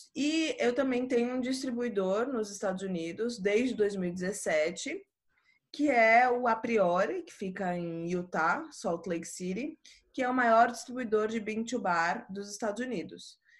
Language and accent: Portuguese; Recife, Pernambuco, Brazil; quando eu era pequena ainda, a gente é de Recife todo mundo, então morava em Recife